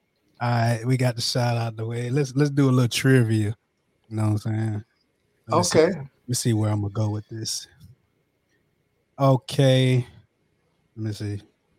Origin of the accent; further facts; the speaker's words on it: South Carolina, United States; accent: Southern drawl; now in Texas, United States; Yeah, we're from South Carolina.